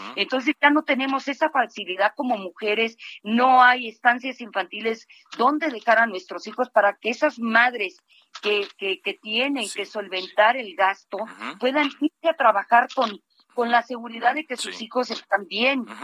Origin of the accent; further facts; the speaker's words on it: Mexico; also born or lived in Mexico City; como ciudadana de este, de esta gran ciudad y como, como mexicana